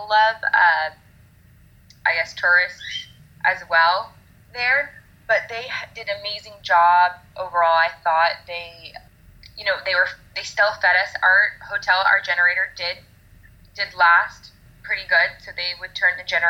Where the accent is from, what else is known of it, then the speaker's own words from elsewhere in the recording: Florida, United States; We are from Florida